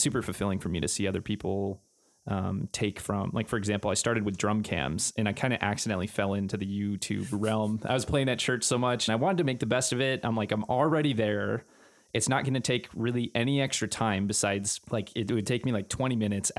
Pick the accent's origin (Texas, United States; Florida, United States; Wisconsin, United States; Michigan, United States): Wisconsin, United States; Green Bay; now in Minneapolis, United States; I am from Green Bay, Wisconsin, originally.